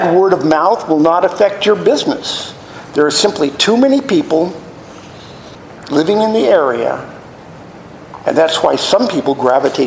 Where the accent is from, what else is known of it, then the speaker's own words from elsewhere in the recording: Los Angeles, California, United States; I grew up in the San Fernando Valley in Chatsworth.